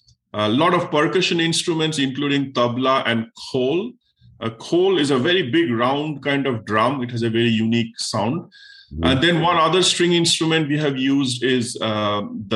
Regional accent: India; moved away as an adult; now in United States; when I was young and I was being born and raised in India

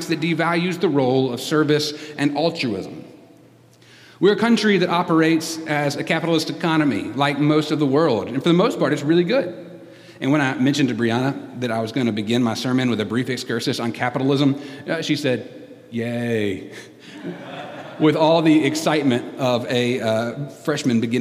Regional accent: United States; I love being an American

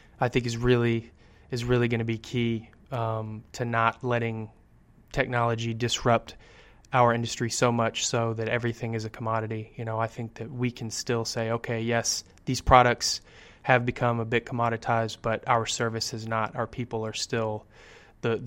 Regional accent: San Antonio, Texas, United States; I'm from San Antonio

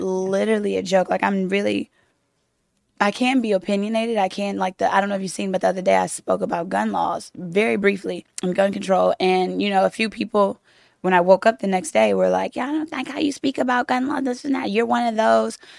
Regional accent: Louisiana, United States; now in Los Angeles, United States; I'm from Louisiana, but we met in Los Angeles, where I live in Los Angeles now

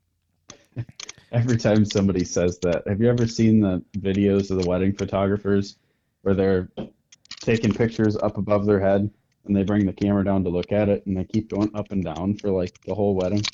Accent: north of Green Bay, Northeast Wisconsin, United States; I am from Northeast Wisconsin, up just a little bit north of Green Bay

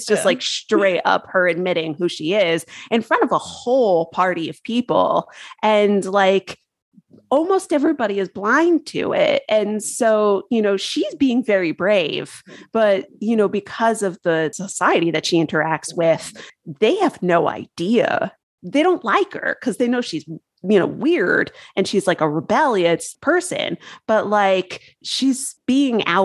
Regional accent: Connecticut, United States; I'm from Connecticut

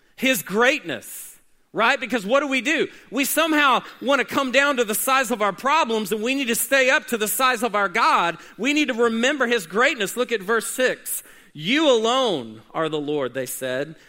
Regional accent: Oklahoma City, Oklahoma, United States; When I was growing up in Oklahoma City

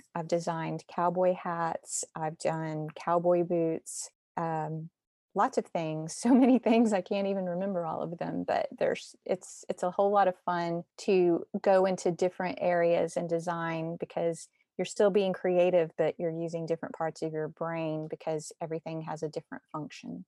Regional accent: Austin, Texas, United States; moved away as an adult; also born or lived in Cincinnati / Italy; now in Nashville, United States; I'm actually from Texas by way of Cincinnati to here

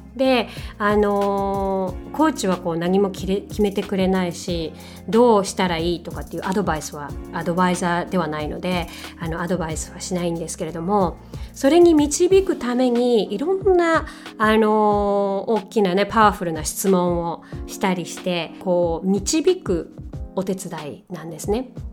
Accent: Japan; first language Japanese; 私はね日本人なので母国語は日本語ですけれども

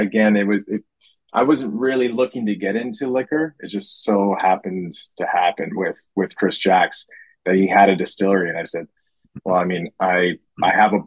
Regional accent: Wasaga Beach, Ontario, Canada; moved away as an adult; now in Toronto, Canada; I moved to Toronto when I was 18 from Wasaga Beach

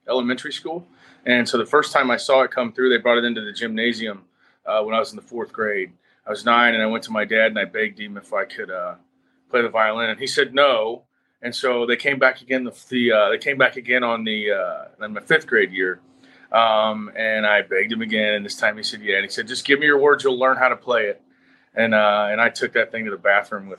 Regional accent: Cincinnati, Ohio, United States; now in Nashville, United States; I'm born and raised in Cincinnati, Ohio

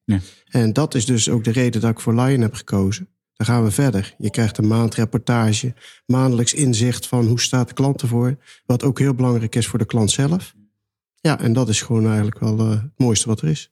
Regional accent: North Brabant, Netherlands; moved away as an adult; also born or lived in Rijswijk / The Hague; Ja, ik kom uit Brabant

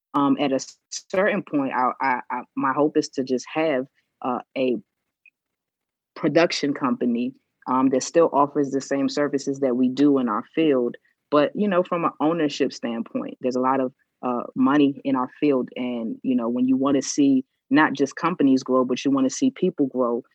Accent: Washington, District of Columbia, United States; also born or lived in Potomac, Maryland / North Carolina; I grew up in DC

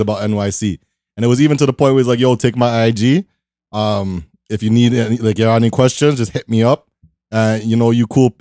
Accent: Toronto, Ontario, Canada; I'm in, I'm from Toronto

